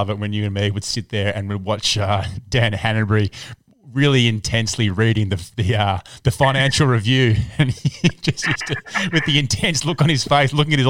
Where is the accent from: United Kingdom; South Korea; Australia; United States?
Australia; Melbourne, Victoria; moved away; also born or lived in Perth; I'm actually from Melbourne, mate, but I have lived in Perth.